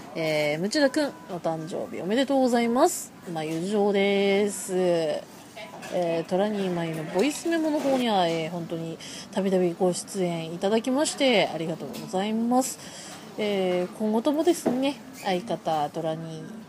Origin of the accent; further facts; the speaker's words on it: Tohoku, Japan; 同じ東北人として